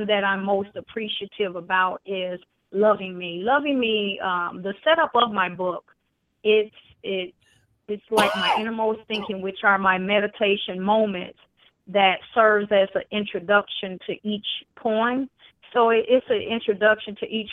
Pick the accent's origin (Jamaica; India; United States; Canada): United States; Chicago, Illinois; I am originally from Chicago